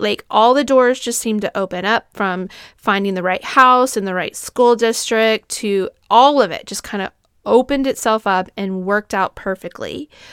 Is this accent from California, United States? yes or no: yes; Southern California, United States; I grew up in Southern California